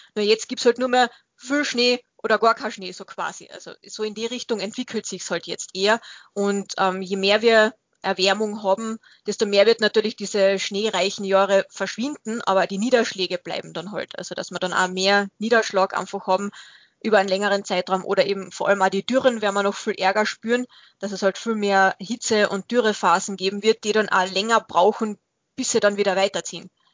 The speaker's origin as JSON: {"language": "German", "country": "Austria", "said": "Bei uns in Österreich"}